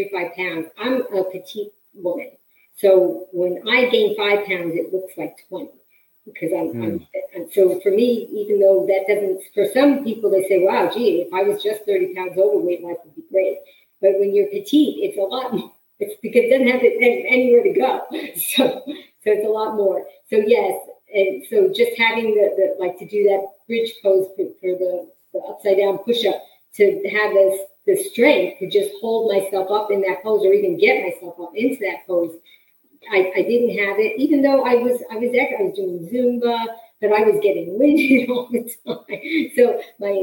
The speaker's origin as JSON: {"language": "English", "town": "New York City", "region": "New York", "country": "United States", "tie": "born or raised there", "said": "I grew up in New York City"}